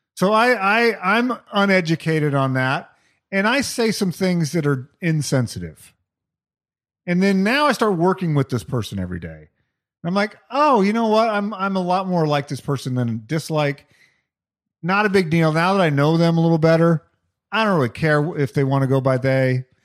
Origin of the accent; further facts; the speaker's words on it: Albuquerque, New Mexico, United States; growing up in the 70s and 80s in Albuquerque, New Mexico.